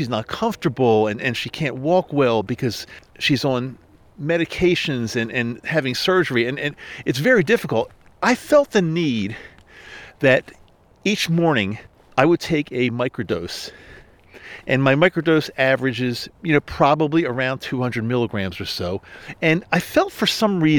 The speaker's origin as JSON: {"language": "English", "region": "Maryland", "country": "United States", "tie": "born or raised there", "moved": "yes", "said": "I had to return back east to where I grew up in Maryland"}